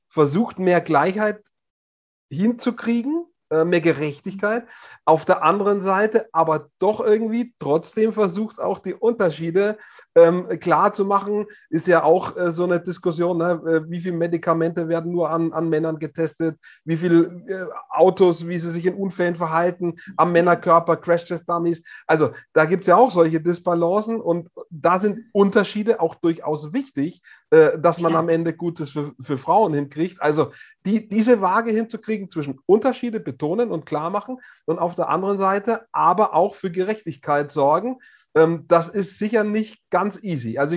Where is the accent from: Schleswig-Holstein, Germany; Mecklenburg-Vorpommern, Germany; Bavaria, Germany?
Bavaria, Germany; Hof; Es gab im Herbst in Hof, meiner Heimatstadt, eine das traditionelle Stabhochsprung-Meeting in der Innenstadt